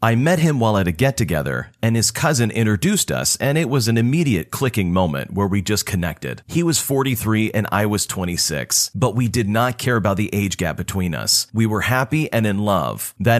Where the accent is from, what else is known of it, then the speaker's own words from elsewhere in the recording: Puerto Rico; exploring my home country of Puerto Rico